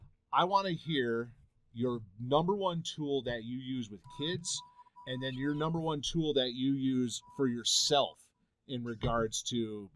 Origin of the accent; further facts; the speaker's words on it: Michigan, United States; moved away; also born or lived in Nevada; Growing up in Michigan